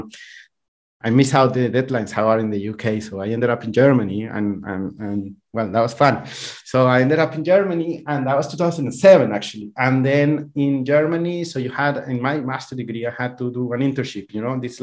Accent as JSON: {"language": "English", "country": "Colombia", "tie": "born or raised there", "moved": "as an adult", "lives_now": "Europe", "said": "I'm originally from Colombia. I grew up there and I was raised there as well."}